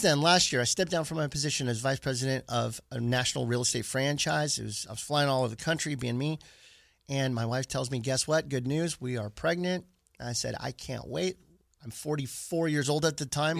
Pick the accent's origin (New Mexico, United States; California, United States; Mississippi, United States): California, United States; Stockton; also born or lived in Sacramento; Born and raised in Stockton, California, not too far south from here